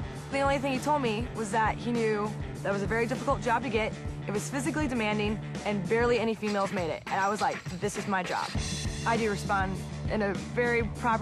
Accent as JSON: {"language": "English", "town": "St. Louis", "region": "Missouri", "country": "United States", "tie": "born or raised there", "said": "I grew up in St. Louis, grew up a little bit outdoorsy"}